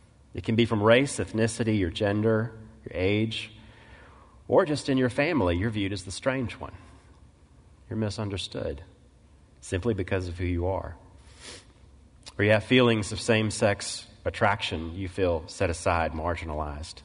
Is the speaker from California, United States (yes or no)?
no; Mississippi Delta, United States; I grew up in the Mississippi Delta, moved there in the mid-1970s as a little boy